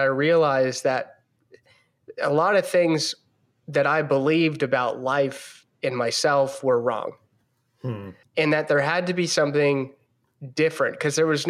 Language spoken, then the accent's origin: English; between Baltimore and Annapolis, Maryland, United States; I am from Maryland, in between Baltimore and Annapolis, Maryland